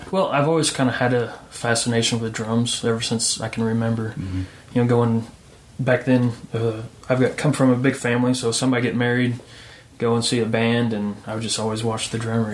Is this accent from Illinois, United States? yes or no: yes; Illinois, United States; moved away as an adult; also born or lived in Knoxville, Tennessee; now in Nashville, United States; I'm from Illinois originally